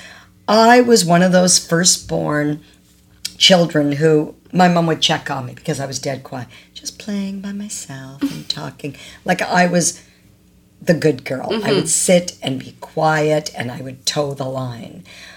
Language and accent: English; Toronto, Ontario, Canada; also born or lived in Ajax, Ontario; we moved from Ajax, Ontario to Scarborough, Ontario, or technically Agincourt